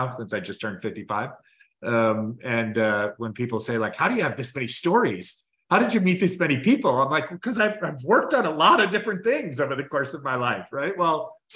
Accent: Chicago, Illinois, United States; moved away as an adult; also born or lived in Tempe, Arizona; now in Los Angeles, United States; born and raised in Chicago, not an original West Coaster

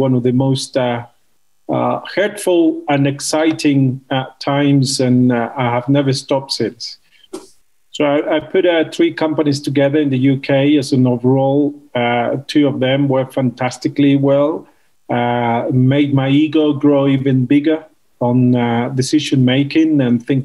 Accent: Mexico; moved away as an adult; also born or lived in London, United Kingdom; I'm Mexican. I was born and raised in Mexico in my young years.

